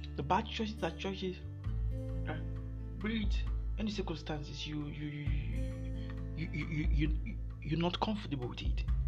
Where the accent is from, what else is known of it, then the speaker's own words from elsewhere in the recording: Nigeria; I'm from Nigeria